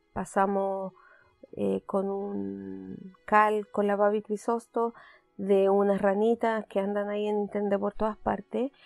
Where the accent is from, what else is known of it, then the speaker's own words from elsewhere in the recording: Chile; now in Canada; como chilenas queremos